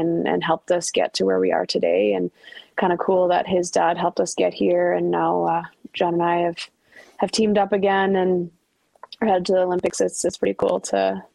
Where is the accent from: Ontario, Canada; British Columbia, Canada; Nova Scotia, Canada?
Ontario, Canada; Ottawa; Ottawa's my hometown